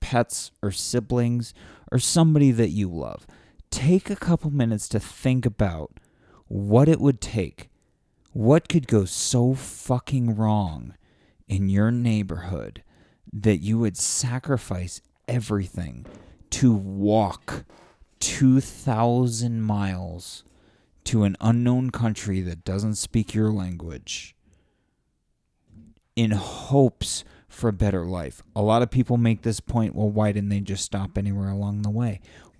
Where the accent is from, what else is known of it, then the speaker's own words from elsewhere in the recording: San Diego, California, United States; I grew up in San Diego.